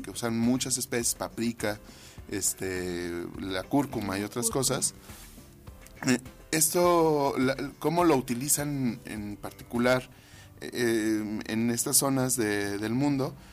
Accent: Mexico; como mexicanos comemos muchas especias

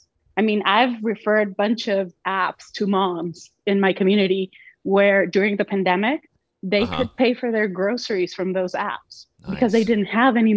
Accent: Mexico; now in United States; I'm Mexican. I'm a U.S. citizen, but I was born and raised in Mexico.

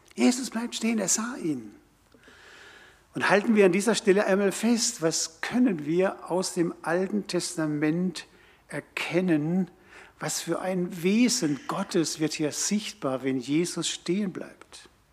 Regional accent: Karlsruhe, Baden-Württemberg, Germany; das war meine Heimatstadt. Dort habe ich Realschule und Abitur gemacht.

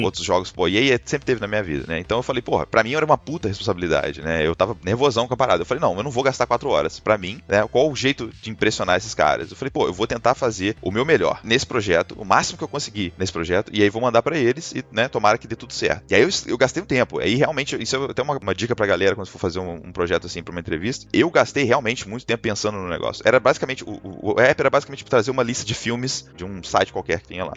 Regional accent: Juiz de Fora, Minas Gerais, Brazil; moved away as an adult; now in Canada; eu sou de Juiz de Fora, Minas Gerais

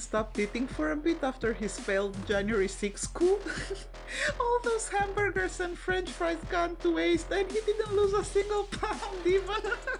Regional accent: Romania; now in United States; I was born in Romania and lived part of my life under a dictatorship

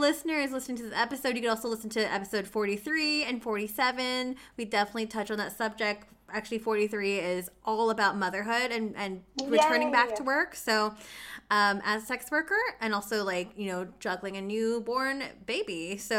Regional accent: Canada; as a Canadian

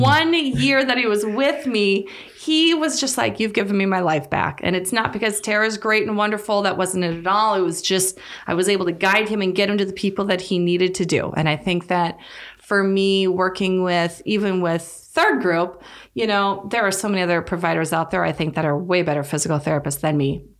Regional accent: North Dakota, United States; moved away as an adult; also born or lived in Saint Augustine, Florida; born and raised in North Dakota.

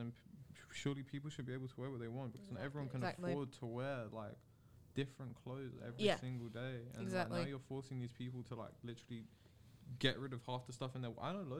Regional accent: London, United Kingdom; especially as a Londoner.

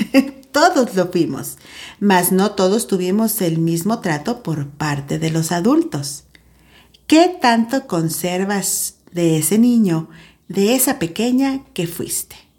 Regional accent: San Luis Potosí, Mexico; te saludo desde Tierras Potosinas, acá, en mi país, México

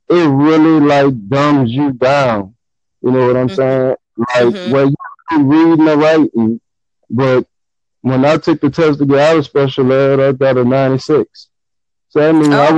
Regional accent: New Orleans, Louisiana, United States; I'm from Gentilly, New Orleans, but I'm originally from the Ninth Ward. So, like my family, my whole family from the Ninth Ward, and I grew up in the Gentilly.

